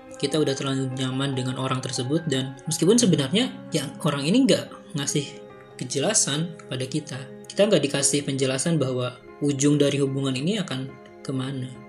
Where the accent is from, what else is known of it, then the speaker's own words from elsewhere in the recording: West Java, Indonesia; Asli Pasundan